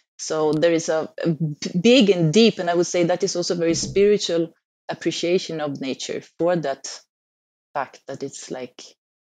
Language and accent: English; Stockholm, Stockholm County, Sweden; moved away; I'm just down in the south. But I come from Stockholm, so I come from the cold, and I always hated the cold. So it was, yeah, one reason to move on.